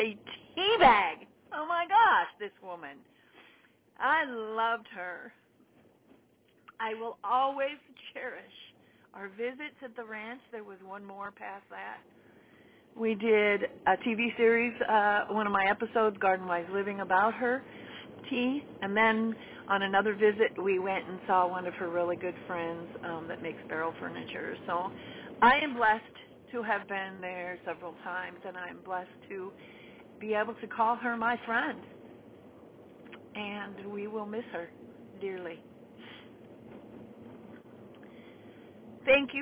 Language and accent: English; Nevada, United States; moved away as an adult; now in Wisconsin, United States; I'm from Nevada and now live in Wisconsin. I've been in Wisconsin 20 years.